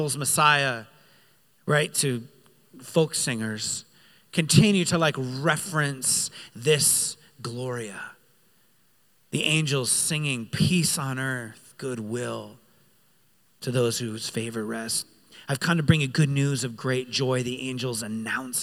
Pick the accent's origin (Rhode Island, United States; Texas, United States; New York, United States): Rhode Island, United States; I grew up in Rhode Island